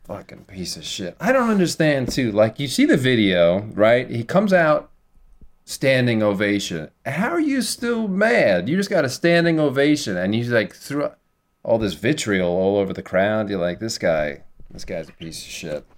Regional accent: New York City, New York, United States; growing up on the South Shore, it in Staten Island

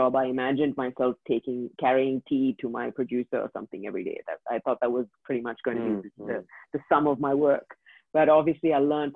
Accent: India; first language English; moved away as an adult; now in Dubai, United Arab Emirates; I grew up in India. And I grew up there for 23 years of my life. Cannot speak any other language except English.

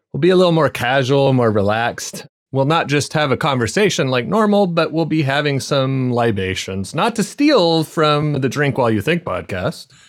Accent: Arizona, United States; also born or lived in Scottish Borders; now in Scotland, United Kingdom; I grew up in Arizona

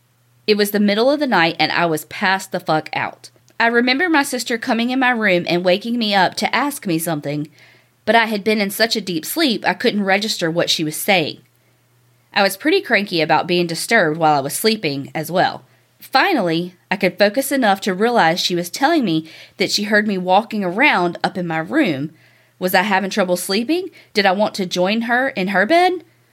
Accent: Kanab, Utah, United States; moved away as an adult; This house was one of the original houses built in my hometown in Kanab, Utah. It was built in 1892, and my parents purchased it somewhere around 1978 or 79. I was born in 1980, and that's the only house I lived in until I went to college.

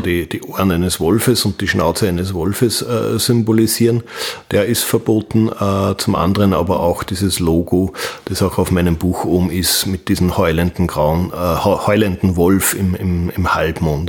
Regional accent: Wels, Upper Austria, Austria; ich komme aus Wels in Oberösterreich

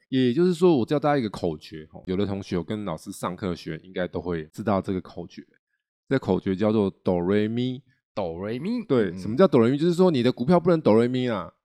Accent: Taiwan; 我们台湾人好像也是团员

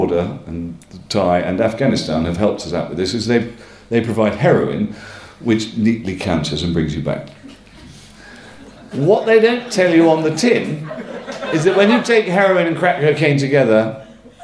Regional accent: Northumberland, North East England, United Kingdom; moved away; also born or lived in Clapham, London; I come from Northumberland

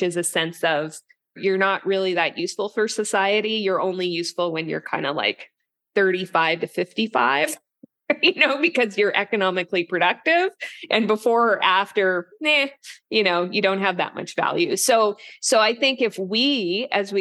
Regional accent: Yukon, Canada; now in Toronto, Canada; I grew up in the Yukon, which is basically beside Alaska. And so I'm also jealous as I'm in the Eastern Canada now

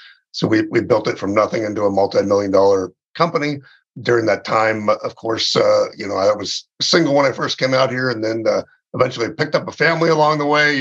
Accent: Southern California, United States; moved away as an adult; also born or lived in West Point, New York; now in Phoenix, United States; I grew up in Southern California, and so I was a Southern California kid

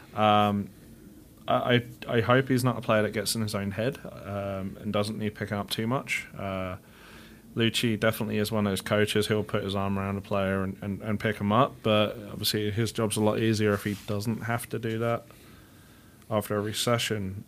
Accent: England, United Kingdom; now in United States; my hometown's only, like, three hundred thousand people

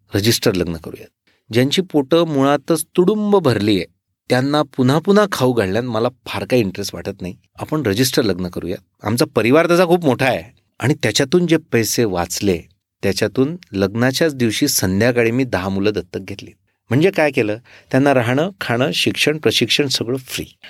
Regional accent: Erandol, Maharashtra, India; माझं मूळ गाव एरंडोल जळगाव जिल्ह्यातलं

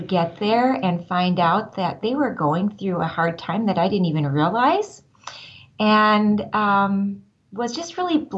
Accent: Northwest Iowa, United States; I grew up in Northwest Iowa

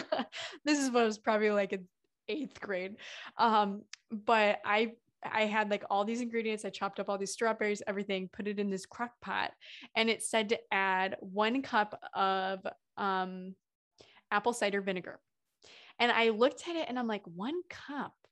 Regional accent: Midwest, United States; I'm from the Midwest

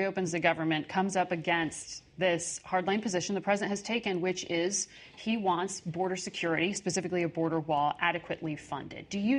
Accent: Connecticut, United States; my home state of Connecticut

